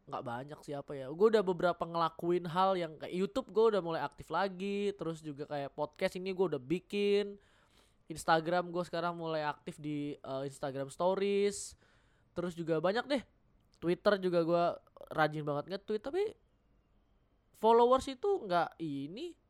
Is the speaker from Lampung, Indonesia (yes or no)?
no; North Sumatra, Indonesia; Nah, gue sebagai orang Batak sangat relate gitu loh.